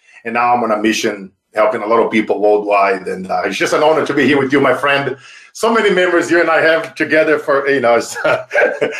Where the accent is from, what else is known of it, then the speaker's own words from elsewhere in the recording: Brazil; moved away; as a kid growing up in Brazil